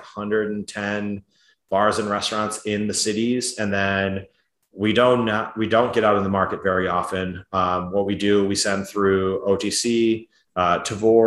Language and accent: English; Edina, Minnesota, United States; I grew up in Edina, which is a suburb over from